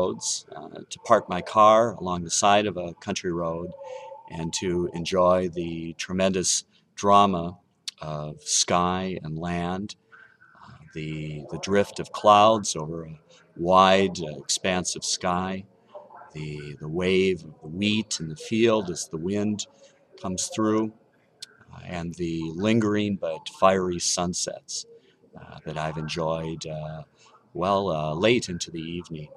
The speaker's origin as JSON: {"language": "English", "town": "Chicago", "region": "Illinois", "country": "United States", "said": "from Chicago, Illinois"}